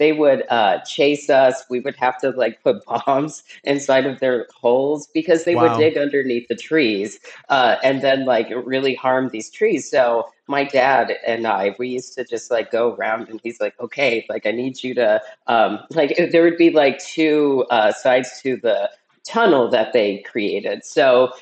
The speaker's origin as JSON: {"language": "English", "town": "Fresno", "region": "California", "country": "United States", "tie": "born or raised there", "also_born_or_lived": "Cincinnati, Ohio, United States / San Ramon, California, United States", "said": "I was born in Cincinnati, Ohio. And then pretty soon after I was born, my family My mom, my dad, and my older brother, we moved to California. And so basically for 10 years, starting when I was a toddler, I was living like in San Ramon"}